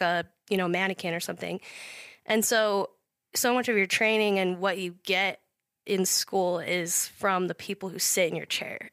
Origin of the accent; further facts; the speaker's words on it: Idaho Falls, Idaho, United States; born and raised in Idaho Falls